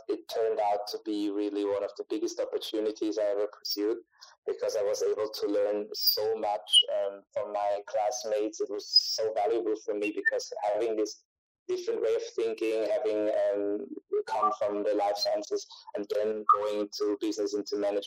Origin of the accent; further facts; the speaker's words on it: Austria; I'm from Austria